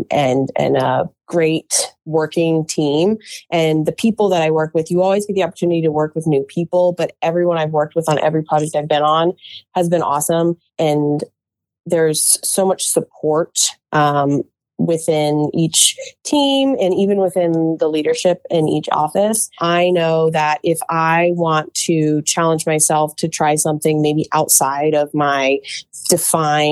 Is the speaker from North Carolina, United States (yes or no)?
no; Charlottesville, Virginia, United States; I am from the town of Charlottesville, and I grew up around the University of Virginia